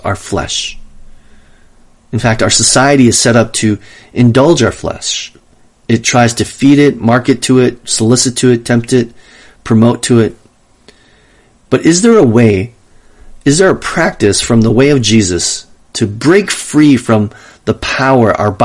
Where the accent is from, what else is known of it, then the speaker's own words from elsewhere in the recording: Wisconsin, United States; now in Los Angeles, United States; Growing up in Wisconsin